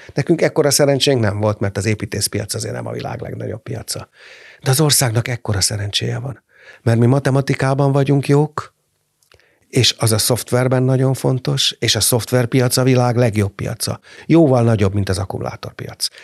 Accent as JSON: {"language": "Hungarian", "country": "Hungary", "said": "olyan büszke voltam, hogy magyar vagyok."}